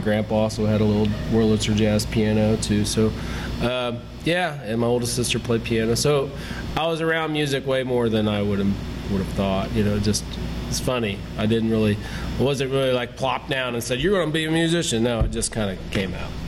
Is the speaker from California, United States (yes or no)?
no; Pendleton, Indiana, United States; I grew up uh, outside of Pendleton, right on the Hancock County